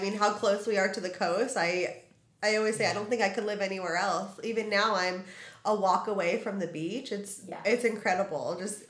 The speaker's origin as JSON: {"language": "English", "town": "Los Angeles", "region": "California", "country": "United States", "tie": "born or raised there", "also_born_or_lived": "Wilmington", "said": "born and raised in San Pedro."}